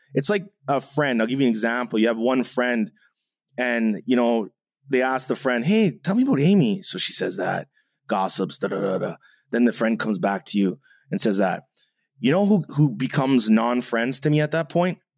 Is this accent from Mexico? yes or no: no; Canada; I'm half German, I'm half Jamaican, I'm Canadian